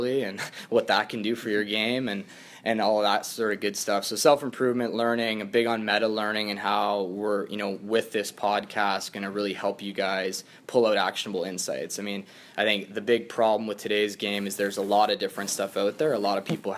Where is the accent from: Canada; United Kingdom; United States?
Canada; Kitchener, Ontario; also born or lived in the prairies / Halifax; stay in my hometown and play for Kitchener